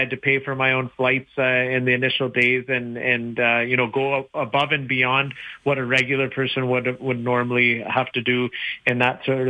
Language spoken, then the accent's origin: English; Brooks, Alberta, Canada; also born or lived in Wetaskiwin, Alberta; I was born in Wetaskiwin, grew up in Brooks